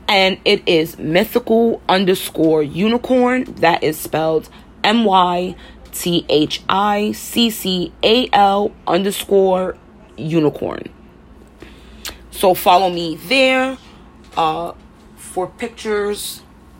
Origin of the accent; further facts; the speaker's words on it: New York City, New York, United States; born and raised in Harlem, hence why I sound so rough